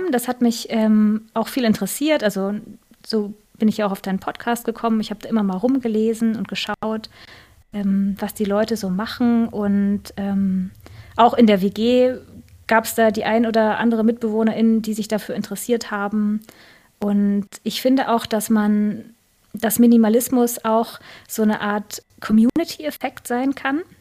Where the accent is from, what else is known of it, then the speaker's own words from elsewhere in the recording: Northern Germany, Germany; Also ich, äh, ich komme auch aus Norddeutschland, aber ich bin hier sozusagen ähm, hin migriert.